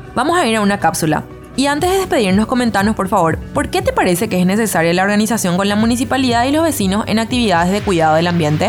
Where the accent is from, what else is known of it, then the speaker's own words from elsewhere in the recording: Paraguay; En Paraguay generamos por persona